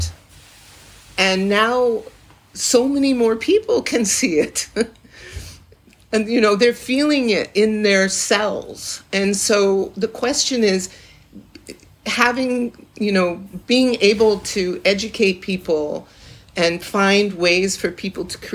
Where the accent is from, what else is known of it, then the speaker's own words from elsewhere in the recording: Salem, Massachusetts, United States; I was born in Salem, Massachusetts.